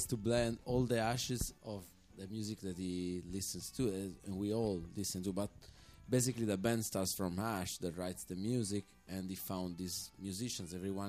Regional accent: Italy; moved away; I'm from Italy.

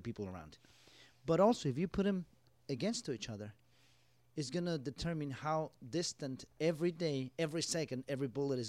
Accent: Nebraska, United States; I was born in Nebraska.

